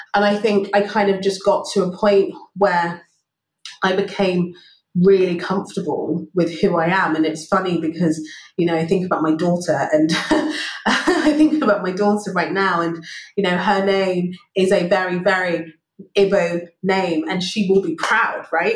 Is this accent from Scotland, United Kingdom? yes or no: no; London, United Kingdom; moved away as an adult; also born or lived in Brixton, London; now in Singapore; So, so Wimbledon is home for me and it's where I grew up